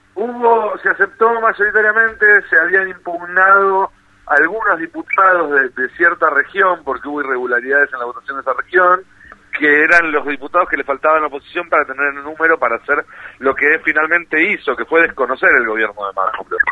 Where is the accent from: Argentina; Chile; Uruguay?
Argentina; nosotros como argentinos